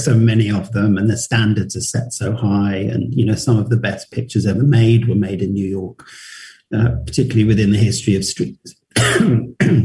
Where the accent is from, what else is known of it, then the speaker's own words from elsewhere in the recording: London, United Kingdom; I'm from London